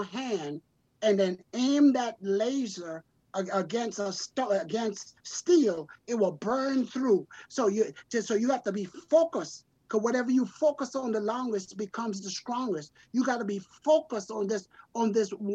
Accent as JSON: {"language": "English", "region": "South Carolina", "country": "United States", "tie": "born or raised there", "said": "I grew up in South Carolina, so we used to go in the creek and get the crab."}